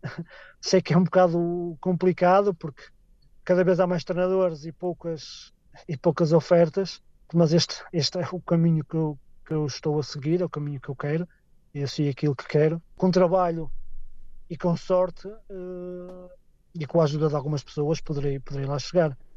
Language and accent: Portuguese; Portugal; moved away as an adult; now in Scotland, United Kingdom; eu não sou escocês, sou português